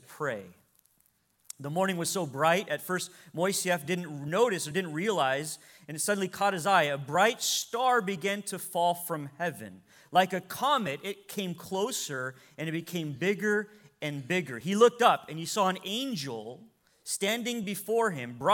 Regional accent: United States; as American believers

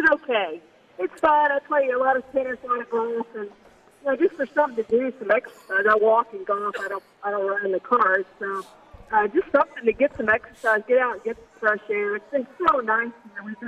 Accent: Houston, Texas, United States; I'm from the Houston area

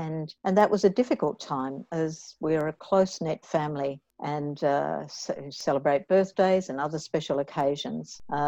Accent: Camperdown, Victoria, Australia; also born or lived in Hawksdale, Victoria / Hampton Park, Victoria / Pakenham, Victoria; I was born in Camperdown, southwest Victoria. My parents were farmers with a 300-acre property in Hawksdale, where we had dairy cattle. When I was 11, my parents sold that property and moved to the southeast of Melbourne

